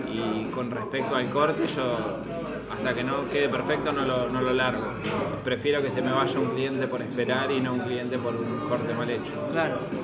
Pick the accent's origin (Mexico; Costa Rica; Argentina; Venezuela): Argentina; also born or lived in Mar del Plata; somos argentinos